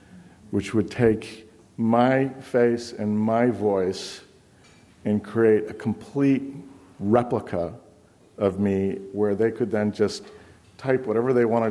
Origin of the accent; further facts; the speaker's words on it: Boston, Massachusetts, United States; I'm from Boston. I know Boston.